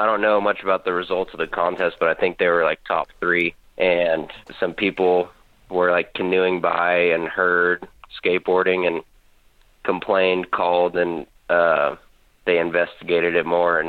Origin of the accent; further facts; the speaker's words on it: Issaquah, Washington, United States; now in Pullman, United States; Right now I'm living in Pullman, which is in eastern Washington, but originally, for the most part, I grew up in Issaquah, which is like 13 miles east of Seattle.